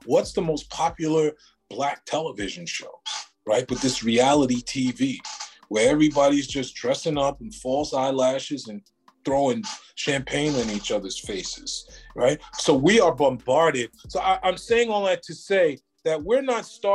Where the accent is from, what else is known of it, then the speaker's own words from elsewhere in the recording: New York City, New York, United States; I grew up on First Avenue, 109th Street